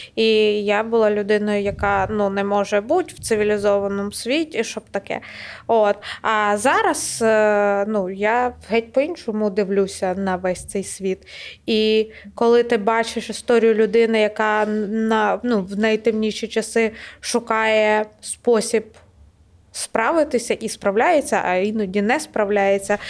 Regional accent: Kyiv Oblast, Ukraine; моя сім'я з Київщини, і, відповідно, моє різне селище було окуповане

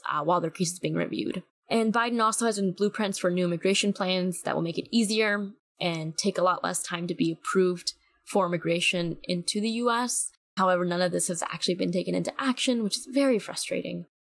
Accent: Newark, New Jersey, United States; I was raised in Newark, New Jersey, ever since I was 5 years old. I'm 22 now.

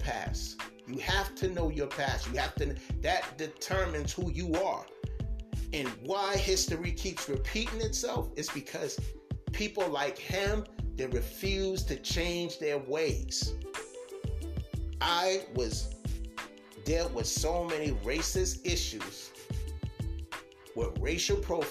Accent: United States; I'm American because I was born in this country

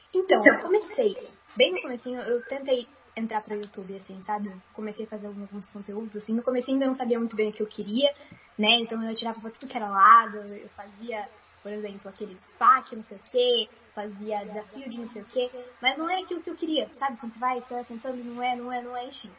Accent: interior of São Paulo, Brazil; also born or lived in Sorocaba; Mas aqui em Sorocaba, por exemplo, que é onde eu moro, eu sou do interior de São Paulo

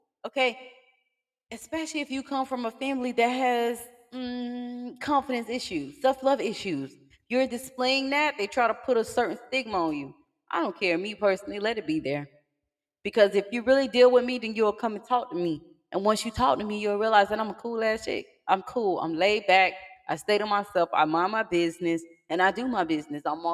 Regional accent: Miami, Florida, United States; I'm from Miami

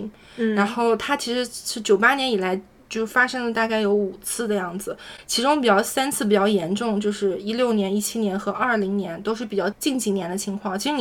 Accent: Jiangsu-Zhejiang-Shanghai area, China; now in Sydney, Australia; 对于我这种就是在江浙沪包邮区长大的孩子

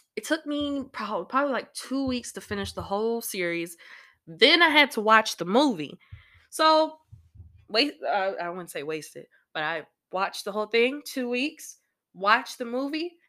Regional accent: Illinois, United States; my home state of Illinois

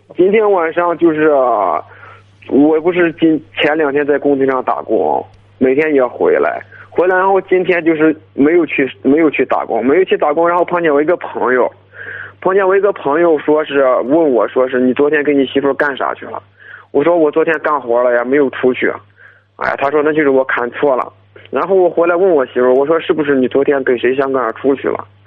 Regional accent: Shanxi, China; 我是山西的

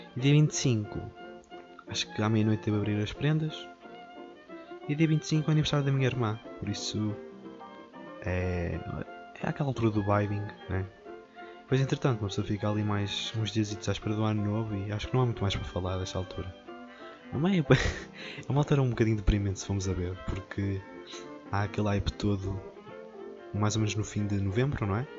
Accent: village between Moimenta and Tabuaço, Viseu, Portugal; A minha aldeia fica, faz, faz a ponte entre duas vilas, que é Moimenta e Tabasso, e a minha aldeia fica lá no meio

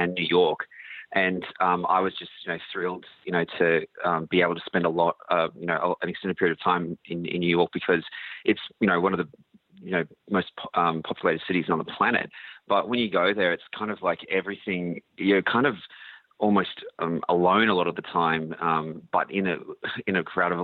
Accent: Australia; growing up in Australia

